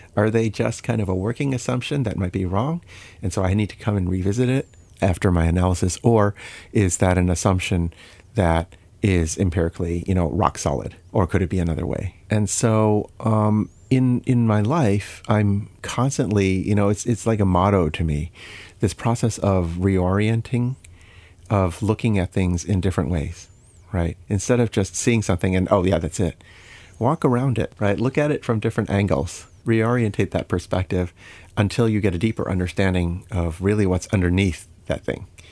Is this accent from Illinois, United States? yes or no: yes; Chicago, Illinois, United States; also born or lived in Saint Louis, Missouri; I was born in Saint Louis, um, and, uh, spent, um, eleven years of my main childhood in, growing up in Illinois, uh, in the Chicago area.